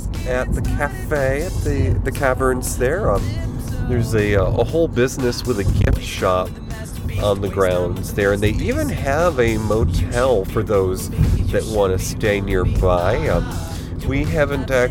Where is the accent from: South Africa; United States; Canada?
United States; New York; I grew up in New York